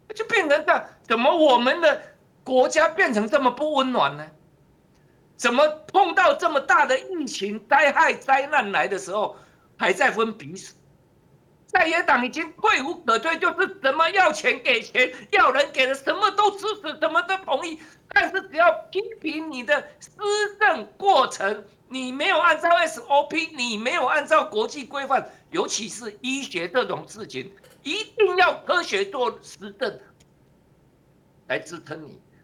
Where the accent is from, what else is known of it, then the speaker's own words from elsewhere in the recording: Taiwan; 我们台湾人